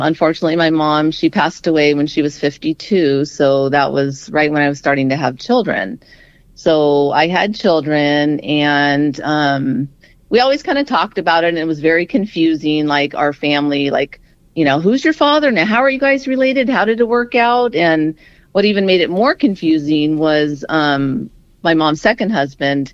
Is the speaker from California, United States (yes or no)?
yes; Southern California, United States; I was born and raised in Southern California